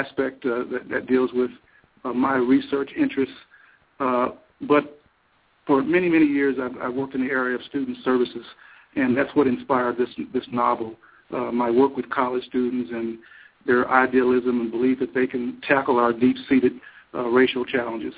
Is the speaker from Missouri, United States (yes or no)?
yes; Missouri, United States; moved away as an adult; also born or lived in Wisconsin; now in Madison, United States; I'm originally from Missouri.